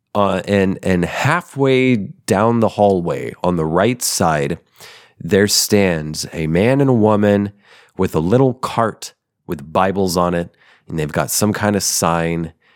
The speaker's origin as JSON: {"language": "English", "country": "United States", "said": "As an American, as a red-blooded, white American"}